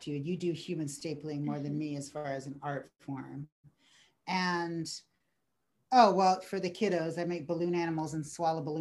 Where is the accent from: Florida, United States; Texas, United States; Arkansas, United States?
Texas, United States; El Paso; born there; also born or lived in Alabama / New Orleans / Denver / Alaska; I am as well a military kid, and so I was born in El Paso, Texas.